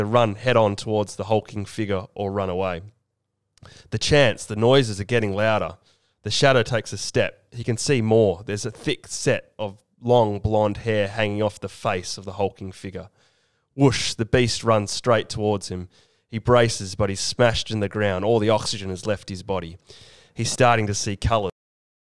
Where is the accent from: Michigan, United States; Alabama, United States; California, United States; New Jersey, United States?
New Jersey, United States; I've got New Jersey roots